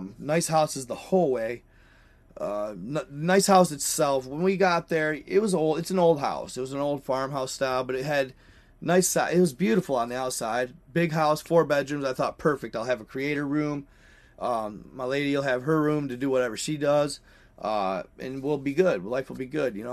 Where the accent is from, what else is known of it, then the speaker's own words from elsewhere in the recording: Michigan, United States; moved away; I'm from Michigan